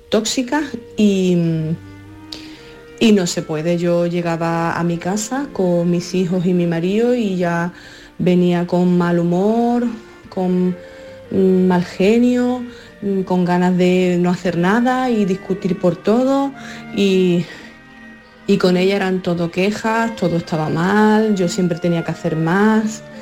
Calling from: Alhaurín, Andalusia, Spain; Eh, yo, por ejemplo, soy … de Alaurín y he tenido que decir no a mi madre.

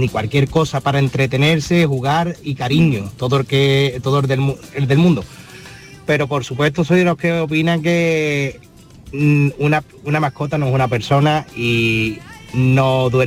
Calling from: Seville, Andalusia, Spain; Buenas tardes, marino Soy … de Sevilla.

